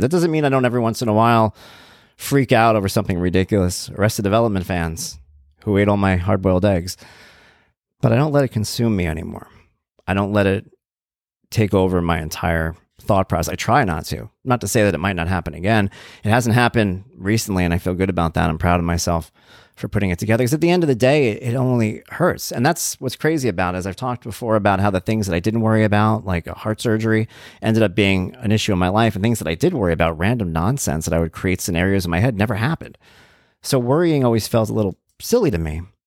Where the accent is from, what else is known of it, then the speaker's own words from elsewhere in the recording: Long Island, New York, United States; I'm from Long Island